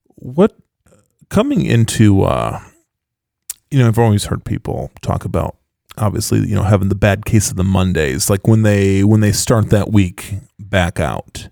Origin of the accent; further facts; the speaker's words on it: West Michigan, United States; accent: Dutchy West Michigan; my Dutchy West Michigan